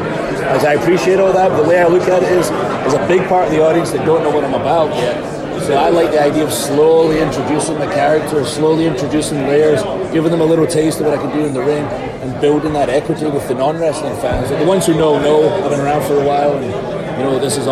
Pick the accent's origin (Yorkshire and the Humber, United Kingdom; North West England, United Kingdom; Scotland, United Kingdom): Scotland, United Kingdom; I'm from Scotland